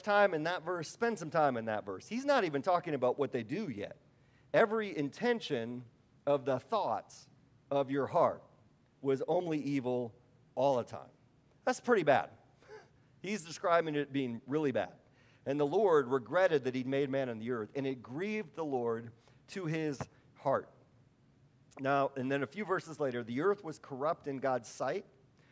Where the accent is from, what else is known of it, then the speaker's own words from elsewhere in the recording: Wisconsin, United States; I'm from Wisconsin.